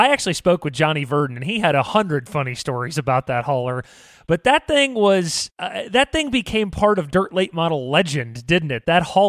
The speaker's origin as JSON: {"language": "English", "region": "Central Illinois", "country": "United States", "said": "I'm from Illinois, Central Illinois, Summer Nationals country."}